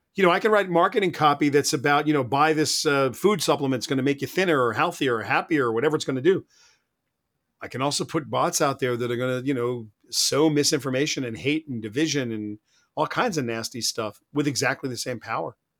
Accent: United States; I'm an American.

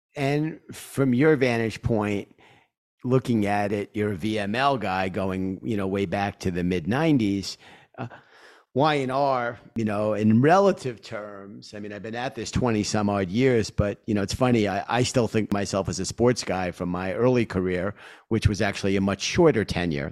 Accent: New York City, New York, United States; accent: Queens; I grew up in Queens. Uh, and you hear my voice. I'm a New Yorker, you know, through and through with my, uh, Queens accent

